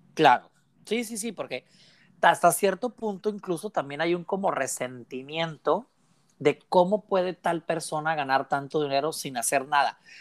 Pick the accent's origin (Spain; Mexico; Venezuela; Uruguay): Mexico; Mexicali, Baja California; tú y yo somos aquí de Mexicali